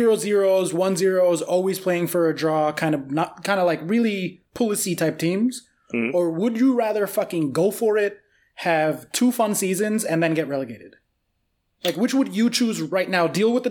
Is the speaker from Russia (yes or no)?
no; United States; as an American